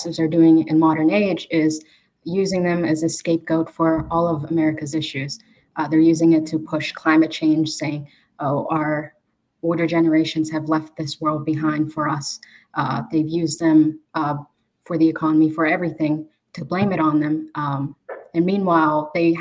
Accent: Pittsburgh, Pennsylvania, United States; I was raised in Pittsburgh

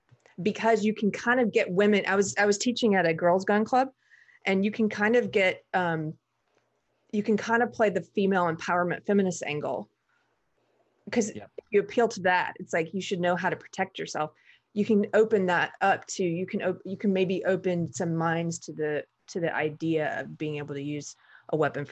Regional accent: the South, United States; Well, I was an outlier because I grew up in the South. And so, and my dad was Army and I grew up around firearms.

